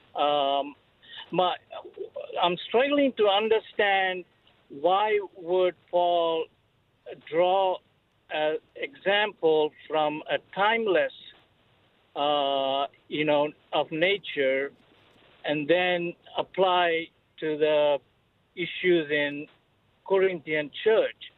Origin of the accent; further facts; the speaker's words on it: India; now in Saint Petersburg, United States; I grew up in India